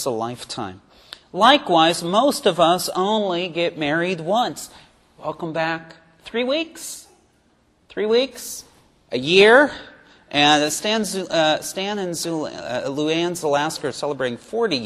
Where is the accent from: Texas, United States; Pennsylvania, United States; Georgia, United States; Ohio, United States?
Pennsylvania, United States; Pittsburgh; moved away as an adult; now in Knoxville, United States; I took a job in my hometown of Pittsburgh, Pennsylvania